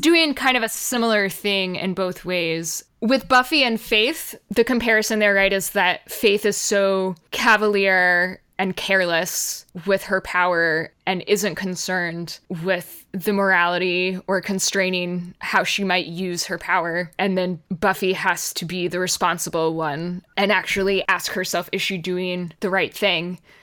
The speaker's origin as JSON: {"language": "English", "country": "United States", "said": "as Americans"}